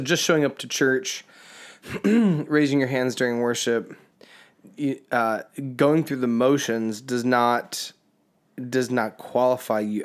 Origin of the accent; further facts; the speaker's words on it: Indiana, United States; we're from the Midwest. We've grown up in Indiana